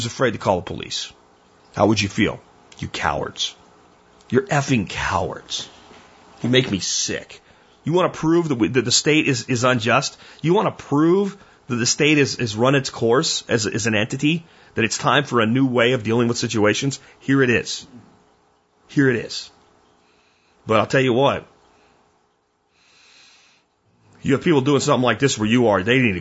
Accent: Pennsylvania, United States; where I grew up in Pennsylvania

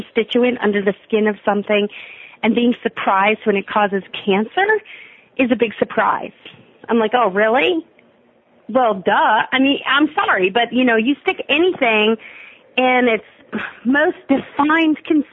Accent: United States; we're American

